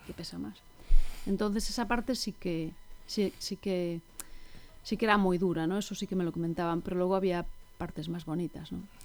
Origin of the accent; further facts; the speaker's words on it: Ferrol, Galicia, Spain; yo soy de Ferrol y mis abuelas también, o sea, vengo como de generaciones de urbanitas, ¿no? A pesar de ser gallegos